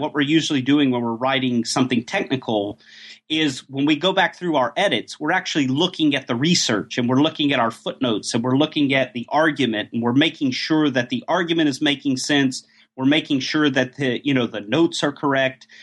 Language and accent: English; Atlanta, Georgia, United States; moved away as an adult; also born or lived in Oxford, United Kingdom; now in Göttingen, Germany; Georgia's my hometown, by the way, Atlanta, um, Atlanta, Georgia.